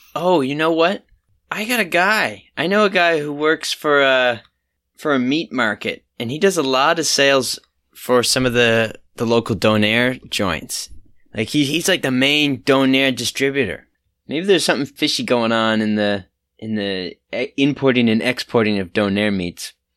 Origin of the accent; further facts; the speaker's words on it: Halifax, Nova Scotia, Canada; I am from Halifax